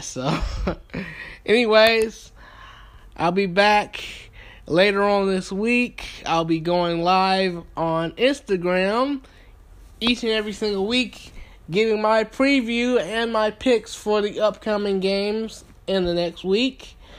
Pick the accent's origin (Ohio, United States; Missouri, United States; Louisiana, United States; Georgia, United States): Georgia, United States; Thomaston; moved away as an adult; now in Atlanta, United States; I am from Thomaston, Georgia, born and raised.